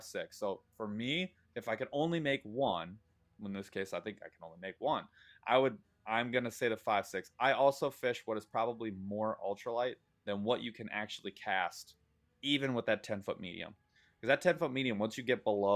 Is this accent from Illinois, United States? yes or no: no; Michigan, United States; an aggressively average angler from the state of Michigan